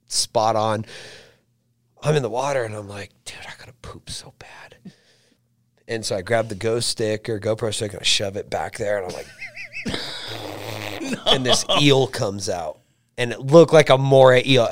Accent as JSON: {"language": "English", "region": "Southern California", "country": "United States", "said": "I'm from Southern California. There's a ton of people there"}